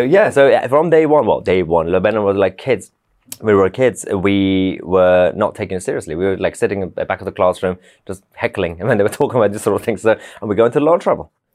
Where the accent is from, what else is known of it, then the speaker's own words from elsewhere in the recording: London, United Kingdom; also born or lived in Tehran, Iran; I grew up in London